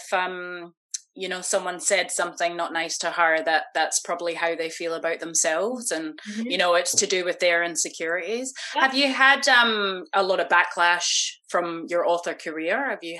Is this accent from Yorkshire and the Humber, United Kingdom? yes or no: no; Scotland, United Kingdom; also born or lived in Australia; I was born in Australia, but grew up in Scotland